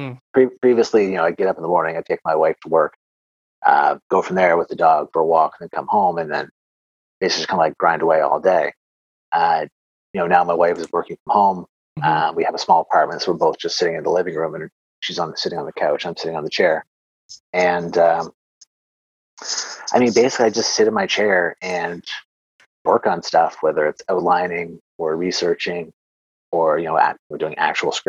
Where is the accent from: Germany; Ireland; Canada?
Canada; I'm Canadian